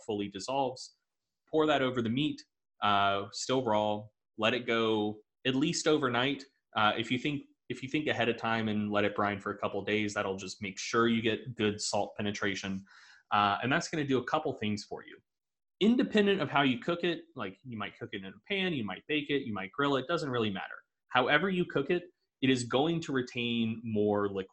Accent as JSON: {"language": "English", "region": "the South", "country": "United States", "said": "I'm from the South."}